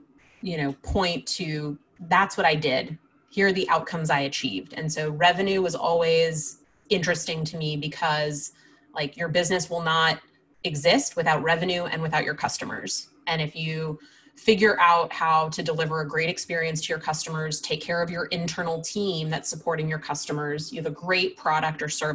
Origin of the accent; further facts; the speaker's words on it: Southern California, United States; now in New York City, United States; I grew up in Southern California